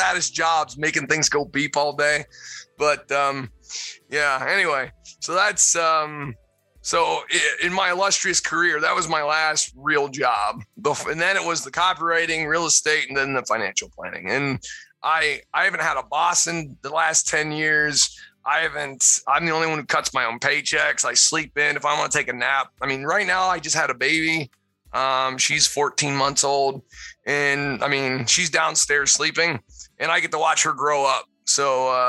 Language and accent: English; Pennsylvania, United States; moved away; I'm originally from Pennsylvania